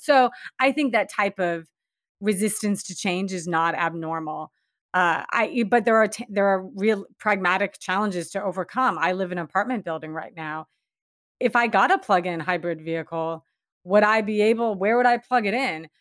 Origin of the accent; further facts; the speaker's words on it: Washington, United States; also born or lived in Seattle; Washington State, um, my home state, and, and where I'm living now.